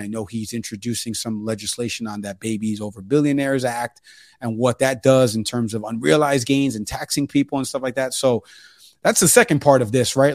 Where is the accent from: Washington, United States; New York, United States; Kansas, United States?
New York, United States; moved away; I'm from New York, and he would have been my congressman if I still lived there